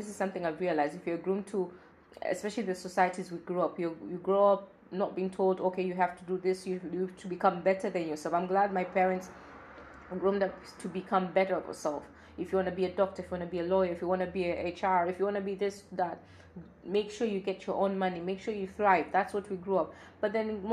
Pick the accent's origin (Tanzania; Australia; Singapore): Tanzania; I'm from Tanzania.